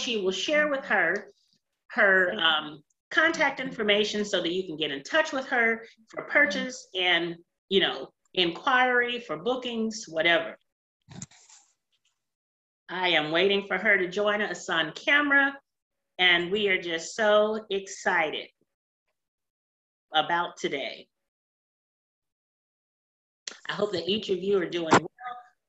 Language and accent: English; California, United States; moved away; California, my home state.